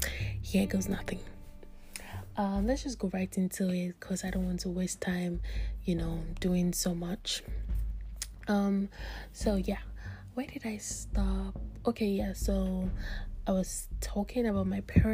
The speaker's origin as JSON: {"language": "English", "country": "Nigeria", "tie": "born or raised there", "moved": "yes", "said": "I'm a Nigerian. I grew up in Nigeria and I schooled in Nigeria"}